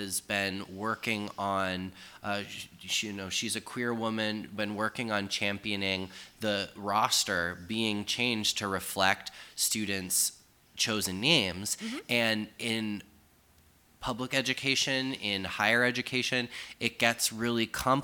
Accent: Sturbridge, Massachusetts, United States; I grew up in a middle upper class family in a suburban suburb of central Massachusetts

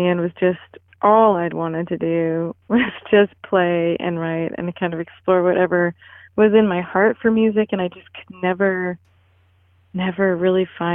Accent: Olympia, Washington, United States; moved away as an adult; also born or lived in Portland / New York; now in Denver, United States; after growing up in Olympia, I went to college in Portland and then got like a wild idea and moved to New York

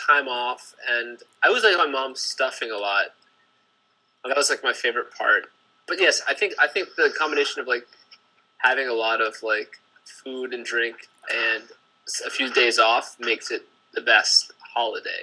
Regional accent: West Coast, United States; moved away; growing up on the West Coast

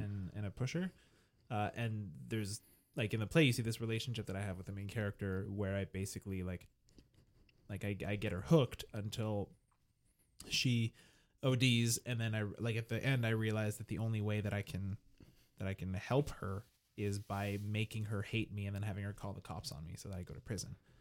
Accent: Montreal, Quebec, Canada; I was from Montreal

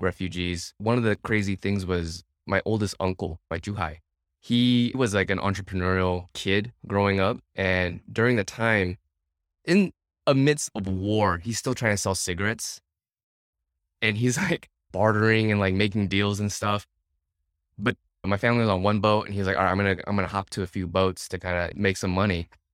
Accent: California, United States; born or raised there; first language English; moved away as an adult; now in Vietnam

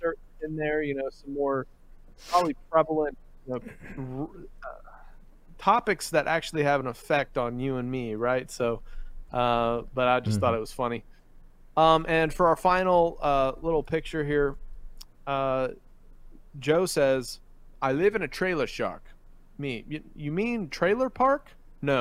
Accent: Philippines; now in United States; growing up in the Philippines and driving there

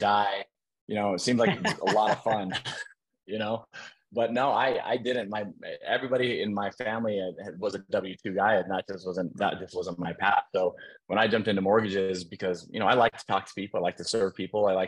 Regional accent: Minnesota, United States; also born or lived in San Diego; now in Utah, United States; I'm originally from Minnesota. I've been out here in Utah with my kids for the last few years.

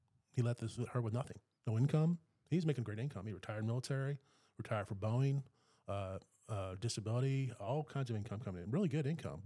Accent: Maryland, United States; moved away; I grew up in Maryland too, and my childhood home

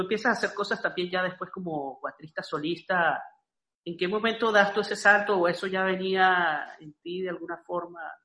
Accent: Andes, Venezuela; soy de los Andes

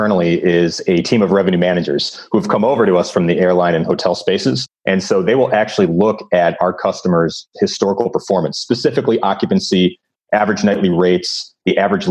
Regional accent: Chicago, Illinois, United States; now in Los Angeles, United States; I'm originally from Chicago. I live in Los Angeles

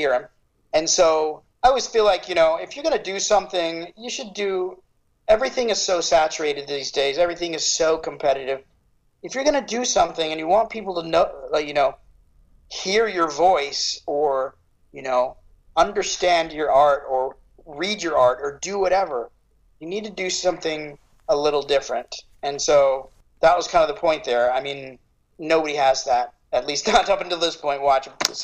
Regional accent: Phoenix, Arizona, United States; I grew up in Phoenix. I love Phoenix

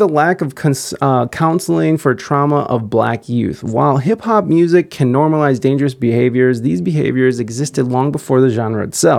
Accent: Chicago, Illinois, United States; while my hometown of Chicago is often perpetuated as the poster child for violence in modern time

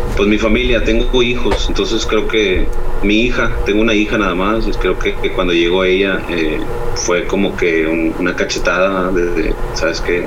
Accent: Dallas, Texas, United States; moved away as an adult; now in Monterrey, Mexico; yo nací aquí en Monterrey y a los nueve años eh, pues me fui con la familia, con mis padres, ahí a, Dallas, Texas y ahí pues estuve viviendo casi toda mi vida

